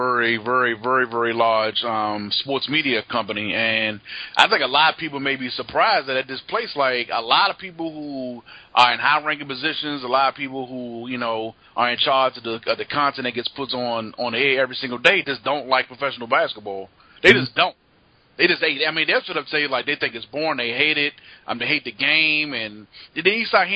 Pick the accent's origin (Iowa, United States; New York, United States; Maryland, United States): Maryland, United States; Prince George's County; also born or lived in Washington, D.C.; I was raised in Prince George's County, Maryland, which is right outside Washington, D.C.